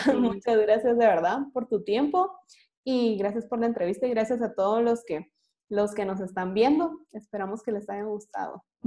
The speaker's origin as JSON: {"language": "Spanish", "country": "Guatemala", "said": "como guatemaltecos"}